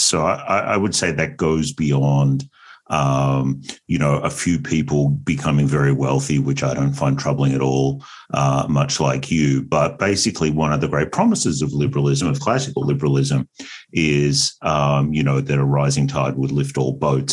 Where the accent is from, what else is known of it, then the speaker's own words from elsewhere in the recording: Australia; moved away as an adult; also born or lived in United States; I am Australian originally